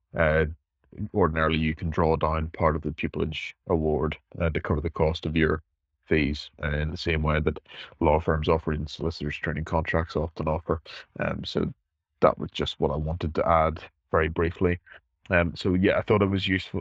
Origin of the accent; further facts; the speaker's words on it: Northern Ireland, United Kingdom; I'm from Northern Ireland. Um, you know, I, I was 10 years old